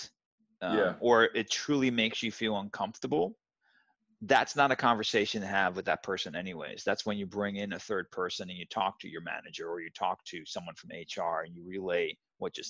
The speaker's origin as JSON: {"language": "English", "town": "Zwijndrecht", "region": "South Holland", "country": "Netherlands", "tie": "born or raised there", "moved": "yes", "said": "I grew up in the Netherlands in a very small town. I'll pronounce it Zwijndrecht."}